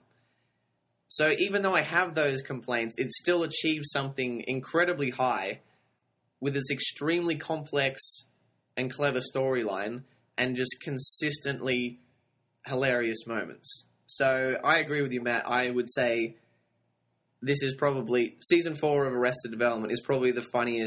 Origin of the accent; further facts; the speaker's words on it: Sydney, New South Wales, Australia; I'm from Sydney, Australia